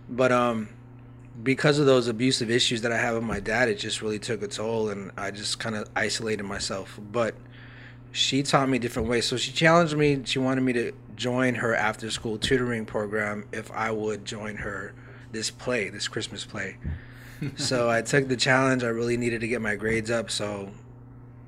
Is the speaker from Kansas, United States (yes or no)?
no; New Mexico, United States; I'm originally from New Mexico.